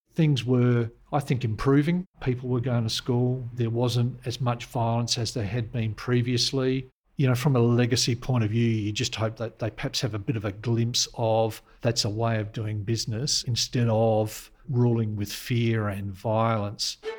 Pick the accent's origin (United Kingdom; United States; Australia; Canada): Australia; Adelaide, South Australia; I'm a South Australian sort of through and through. I sort of grew up in the uh, the, the, suburb of Campbelltown.